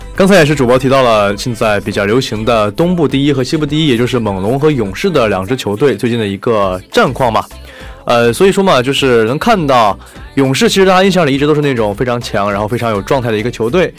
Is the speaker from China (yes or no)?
yes; Dalian, Liaoning, China; 我的家乡的最早从大连市得到一个中超的最顶尖水平